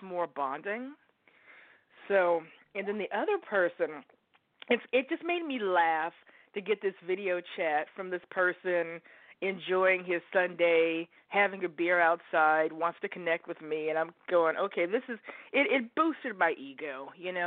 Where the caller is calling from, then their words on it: Oregon, United States; I am calling you from Oregon